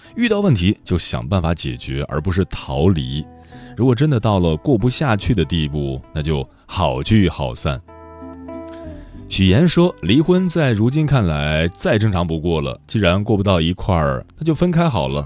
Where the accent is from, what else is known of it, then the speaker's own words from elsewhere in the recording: China; 我们中国人